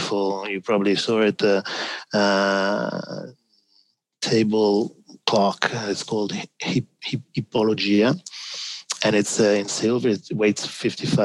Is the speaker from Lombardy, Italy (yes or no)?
yes; Milan, Lombardy, Italy; moved away; I'm from Milano